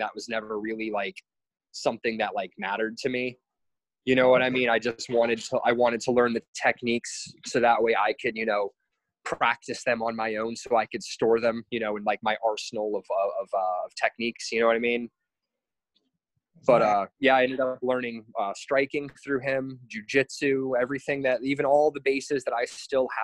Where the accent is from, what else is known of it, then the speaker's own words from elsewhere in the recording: New Port Richey, Florida, United States; moved away as an adult; now in Hawaii, United States; I'm originally from the Tampa area, from a little town called Newport Richey. It's in Pasco County.